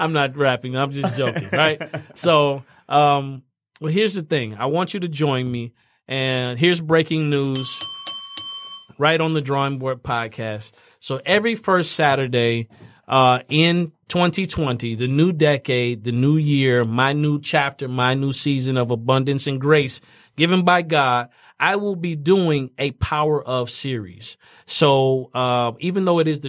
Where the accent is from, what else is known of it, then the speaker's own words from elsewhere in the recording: Fort Wayne, Indiana, United States; moved away; my hometown, Fort Wayne, Indiana.